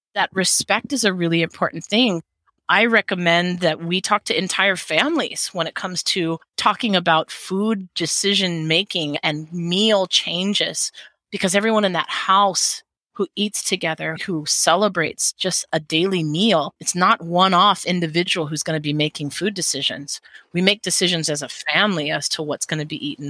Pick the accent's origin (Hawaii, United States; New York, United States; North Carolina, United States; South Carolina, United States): Hawaii, United States; also born or lived in Seattle; As a Hawaiian, I, I dance hula.